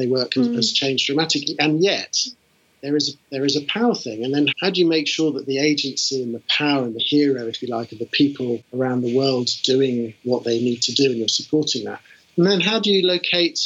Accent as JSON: {"language": "English", "country": "United Kingdom", "also_born_or_lived": "United States", "moved": "as an adult", "said": "having been a Brit in America"}